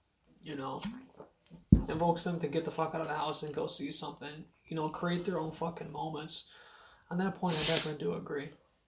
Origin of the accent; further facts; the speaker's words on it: Stara Zagora, Stara Zagora Province, Bulgaria; moved away; It was on the block that we grew up on in Bulgaria. Staka Zagora.